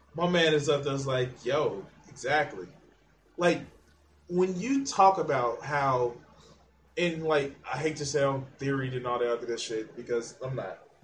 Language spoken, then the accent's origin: English; United States; I'm not the same American as somebody who lives in Arkansas.